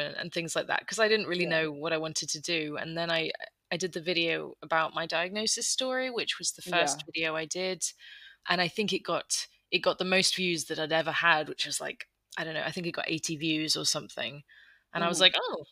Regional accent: United Kingdom; moved away as an adult; also born or lived in London; now in Netherlands; I live in the Netherlands. I'm British, but we moved out about 7 years ago now.

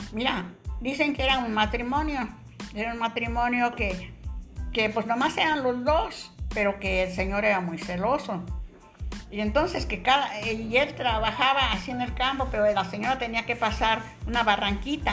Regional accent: Morelia, Michoacán, Mexico; now in Colima, Mexico; de Morelia, De Michoacán

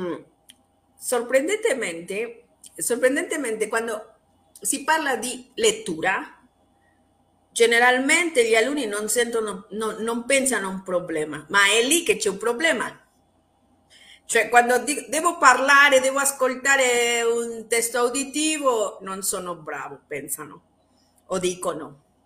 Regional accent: Mexico; Italian is a second language; sono messicana

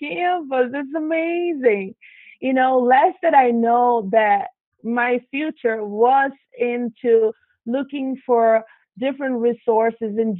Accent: Brazil; moved away; I grew up in Brazil and South America

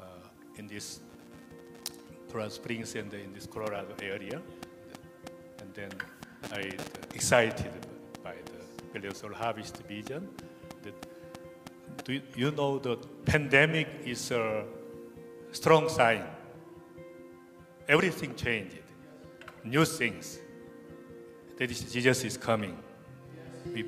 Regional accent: South Korea; I'm from South Korea.

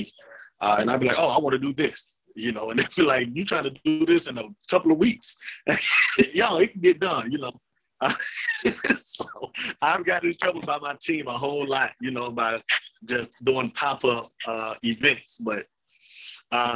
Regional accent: Jonesboro, Arkansas, United States; I was born and raised in Jonesboro.

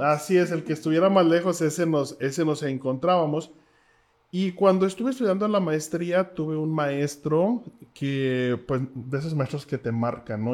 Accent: Mexico; nosotros como mexicanos

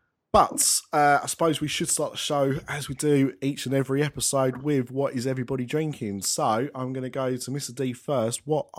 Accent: United Kingdom; because I'm British and I'm old.

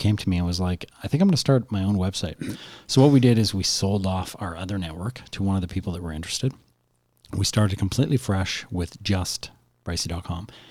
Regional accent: Canada; we're Canadian

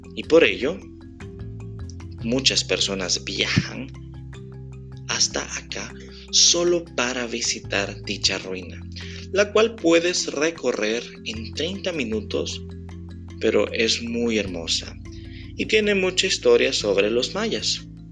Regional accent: El Salvador; de El Salvador, que está en Centroamérica

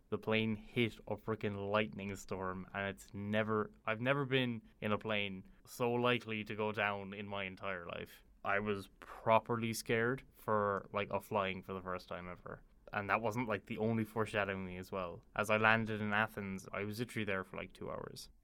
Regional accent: Ireland; I'm a university student, born and raised in Ireland

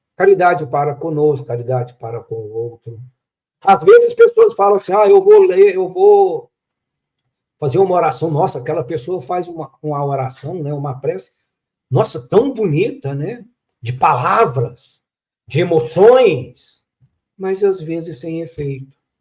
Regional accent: Minas Gerais, Brazil; Como um bom mineiro

